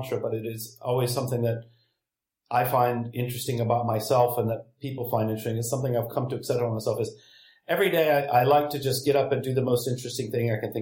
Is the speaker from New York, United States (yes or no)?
no; Huntsville, Alabama, United States; I was from Huntsville, Alabama